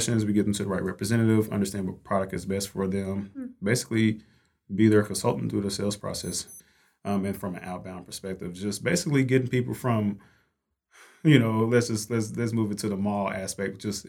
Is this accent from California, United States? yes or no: no; Fort Worth, Texas, United States; sales development rep here. Born and raised in Fort Worth, Texas, so Texas native and...